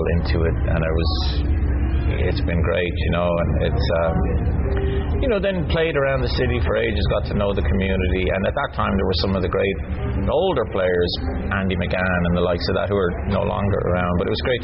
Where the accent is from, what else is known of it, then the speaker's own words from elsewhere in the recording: Dublin, Leinster, Ireland; moved away; I grew up in Dublin